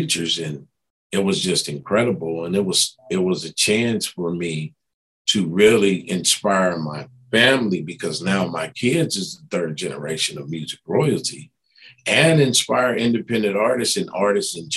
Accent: East Coast, United States; moved away; I'm from the East Coast

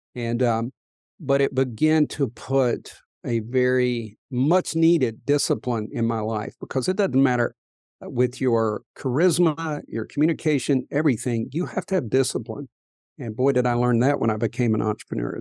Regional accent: Appalachian coal fields, United States; moved away; I grew up in the Appalachian coal fields

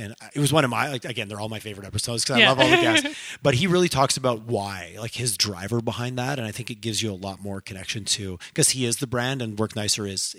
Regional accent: Montreal, Quebec, Canada; now in Calgary, Canada; Again, I moved here. I grew up in Montreal.

